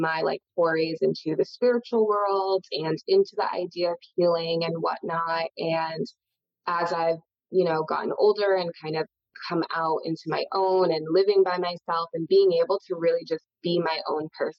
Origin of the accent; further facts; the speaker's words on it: New Hampshire, United States; I grew up in New Hampshire